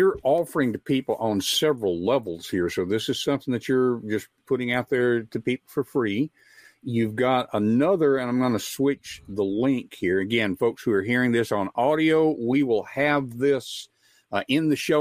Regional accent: West Tennessee, United States; growing up in West Tennessee. It was an agricultural area.

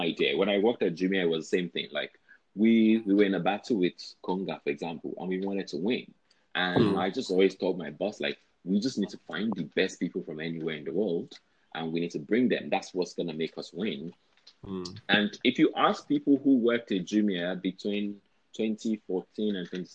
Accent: Nigeria; also born or lived in France; as a Nigerian

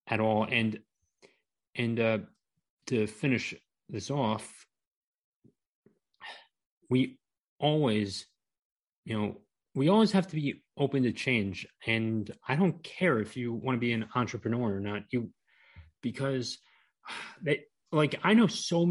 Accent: Maryland, United States; I grew up in Maryland and graduated from college in Towson

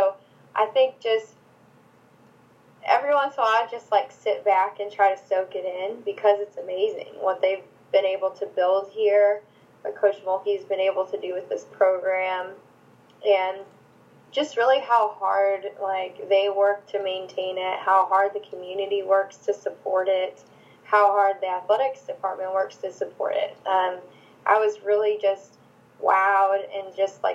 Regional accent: Midwest, United States; moved away as an adult; now in Waco, United States; growing up in the Midwest, people are very kind and welcoming

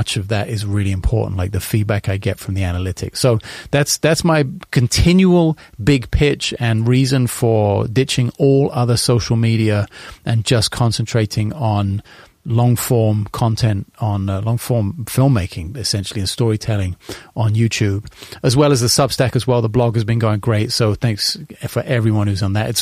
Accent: London, United Kingdom; I want to start with London because it's my hometown

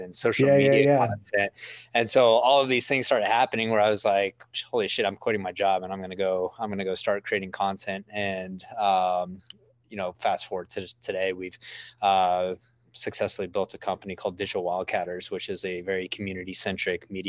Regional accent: Midland, Texas, United States; born or raised there

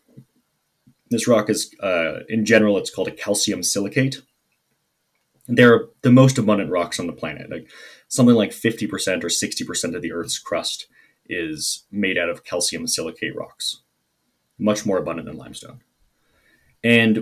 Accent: Seattle, Washington, United States; moved away; also born or lived in Maine; I am from Seattle, which is close to Portland, Oregon, and I have lived in Maine

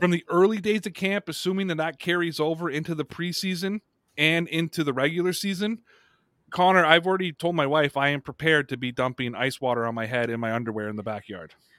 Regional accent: Canada; my home country of Canada

